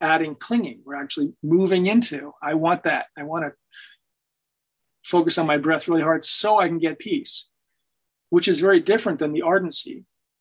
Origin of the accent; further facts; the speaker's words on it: Hanover, New Hampshire, United States; moved away; my hometown of Hanover